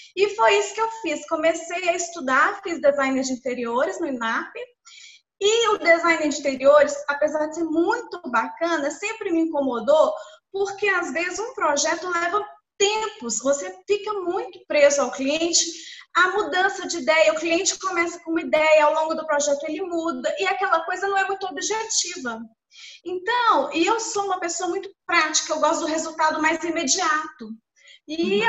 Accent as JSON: {"language": "Portuguese", "town": "Belo Horizonte", "region": "Minas Gerais", "country": "Brazil", "said": "eu sou de Belo Horizonte"}